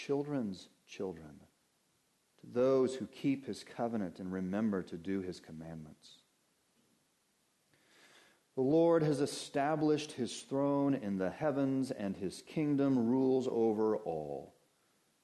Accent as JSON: {"language": "English", "town": "Denver", "region": "Colorado", "country": "United States", "tie": "born or raised there", "said": "I grew up in Denver, Colorado"}